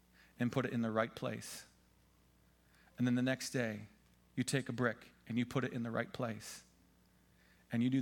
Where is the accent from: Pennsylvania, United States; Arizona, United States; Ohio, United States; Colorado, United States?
Pennsylvania, United States; I'm from Pennsylvania